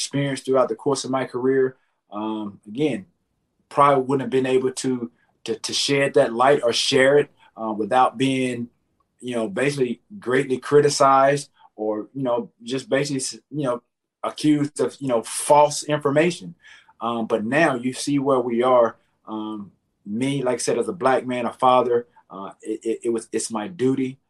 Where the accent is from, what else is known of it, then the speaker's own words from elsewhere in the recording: the South, United States; growing up in the South